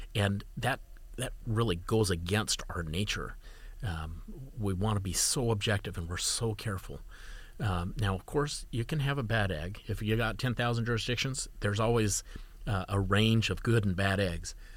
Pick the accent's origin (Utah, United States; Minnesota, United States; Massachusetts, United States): Utah, United States; I'm from Utah